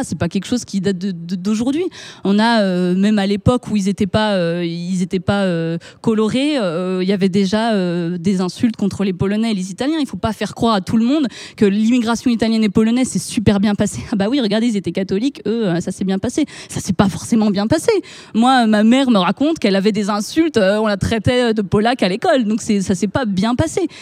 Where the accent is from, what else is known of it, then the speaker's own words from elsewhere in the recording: France; en tant que Français, de par notre histoire